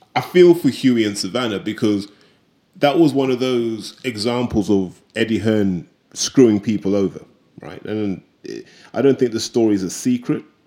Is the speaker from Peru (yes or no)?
no; United Kingdom; as British fans